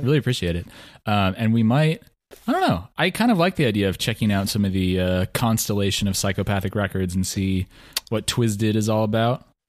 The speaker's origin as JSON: {"language": "English", "region": "mid Central West of Oregon", "country": "United States"}